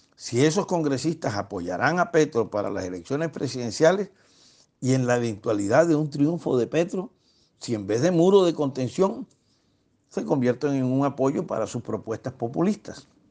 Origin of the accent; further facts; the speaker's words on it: Barranquilla, Atlántico, Colombia; Yo, como costeño caribe y barranquillero